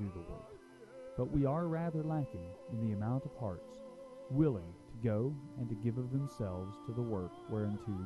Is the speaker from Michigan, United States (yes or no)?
no; Normandy, Tennessee, United States; I was raised in Normandy, Tennessee